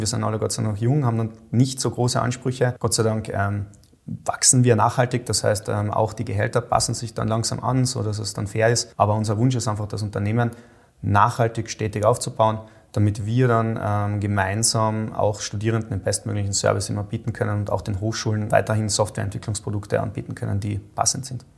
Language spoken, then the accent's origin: German; Austria; als Österreicher